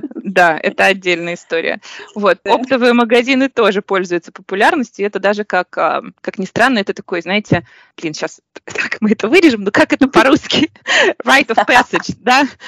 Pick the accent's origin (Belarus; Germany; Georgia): Belarus; Minsk; moved away; Я в детстве жила в Минске на автозаводе